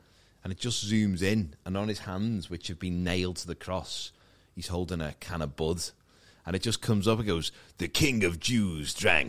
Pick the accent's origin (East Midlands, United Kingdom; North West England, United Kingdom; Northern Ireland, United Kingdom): North West England, United Kingdom; Maghull; I grew up in McGull, and next to it was Kirby.